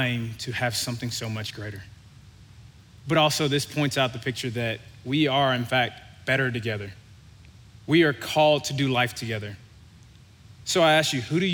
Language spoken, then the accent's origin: English; Louisiana, United States; I grew up in Louisiana